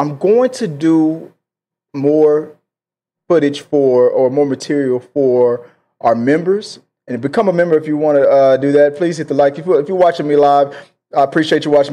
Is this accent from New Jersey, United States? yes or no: no; Houston, Texas, United States; my hometown of Houston, Texas